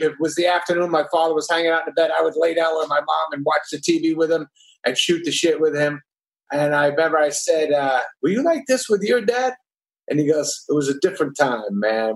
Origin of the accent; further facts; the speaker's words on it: New Hampshire, United States; also born or lived in Brooklyn, New York; When I was five, he got a job in New Hampshire, so we moved to New Hampshire, and then I grew it. up there.